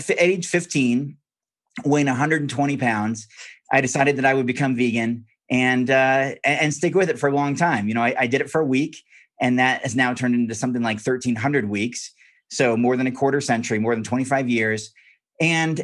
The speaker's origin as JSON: {"language": "English", "town": "Corvallis", "region": "Oregon", "country": "United States", "tie": "born or raised there", "said": "I grew up on a farm in Western Oregon. Corvallis is my hometown."}